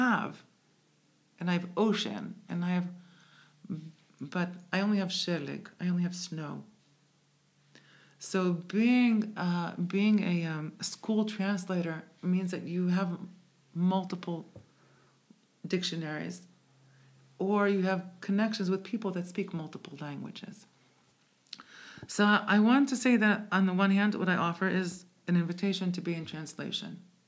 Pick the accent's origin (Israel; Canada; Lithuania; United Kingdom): Israel; also born or lived in Bronx, United States; I was born in the Bronx, made in Israel. Is actually how I define myself. Born in the Bronx, made in Israel.